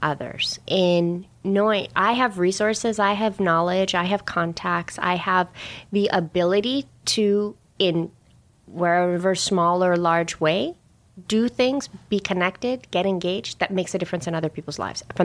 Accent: Canada; first language English; also born or lived in Hyderabad, India / Toronto; Originally from Hyderabad, India. That's where I was born. Raised in Canada from a very young age

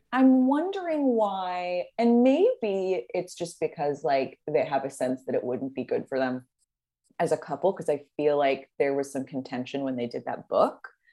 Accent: Los Angeles, California, United States; I'm from Los Angeles

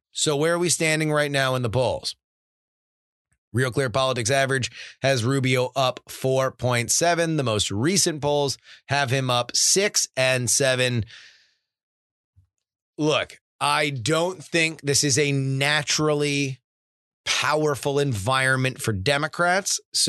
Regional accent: Florida, United States; my home state, the Sunshine State, greatest state in the union, Florida.

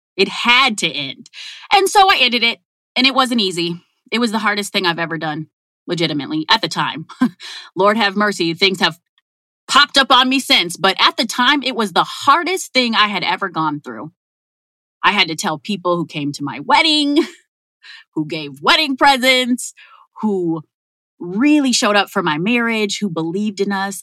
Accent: Minneapolis, Minnesota, United States; I grew up in North Minneapolis.

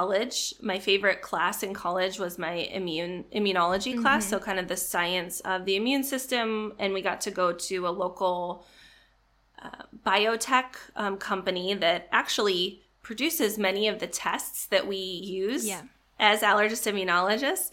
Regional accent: Illinois, United States; I grew up in Illinois, kind of the not Chicago part of Illinois.

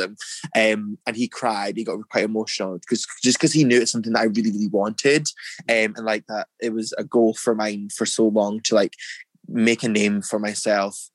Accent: Dundee, Scotland, United Kingdom; moved away; also born or lived in United States; growing up in Dundee when I was younger, moving to America, I moved to America

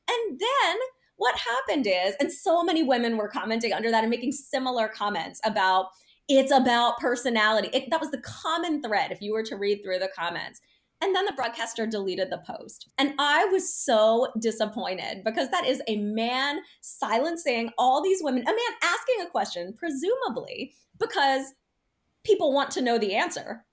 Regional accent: United States; being American

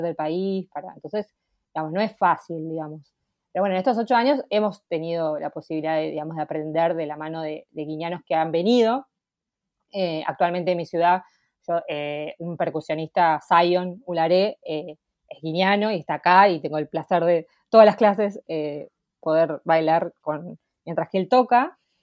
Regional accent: La Plata, Buenos Aires Province, Argentina; soy de La Plata

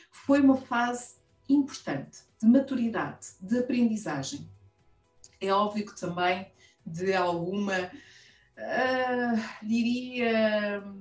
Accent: Angola; Sou mulher sem filtros. Tenho 45 anos. Sou angolana. Plena. Estou bem.

